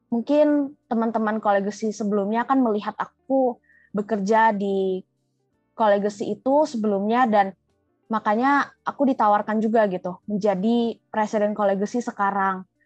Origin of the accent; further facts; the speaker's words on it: Jambi, Indonesia; memperkenalkan ITB di Jambi itu dari unit aku juga sih namanya keluarga mahasiswa Jambi karena aku dari Jambi kan